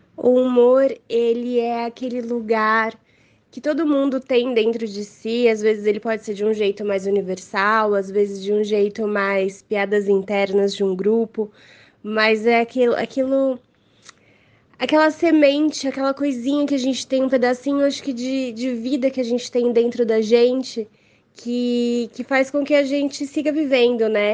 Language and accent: Portuguese; São Paulo, Brazil; eu sou daqui de São Paulo